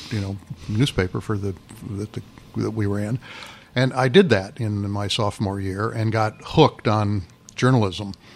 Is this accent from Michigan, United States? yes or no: no; Freeport, Illinois, United States; moved away; I grew up in Freeport, home of one of the, or site of one of the Lincoln Douglas debates up in the northwest part of the state